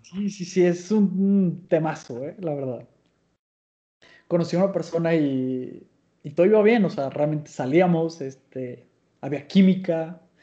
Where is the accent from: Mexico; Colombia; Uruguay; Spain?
Mexico; soy mexicano